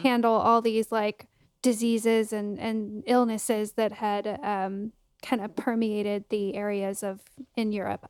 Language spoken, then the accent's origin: English; United States; an American